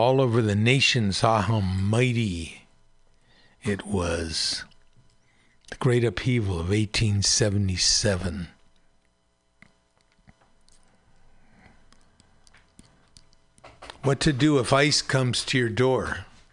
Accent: Pacifica, California, United States; my hometown newspaper in Pacifica

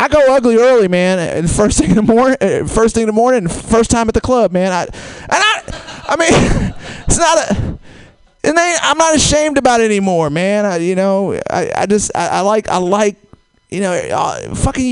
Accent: Georgia, United States; now in San Francisco, United States; I'm from Georgia

